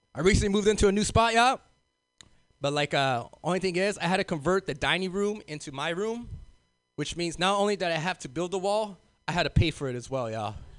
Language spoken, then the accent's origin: English; Los Angeles, California, United States; moved away as an adult; now in North Bay, United States; I'm originally from South Central